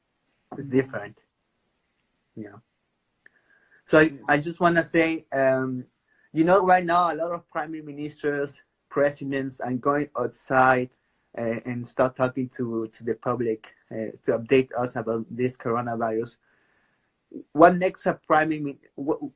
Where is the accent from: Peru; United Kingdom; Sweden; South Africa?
Peru; I'm from Peru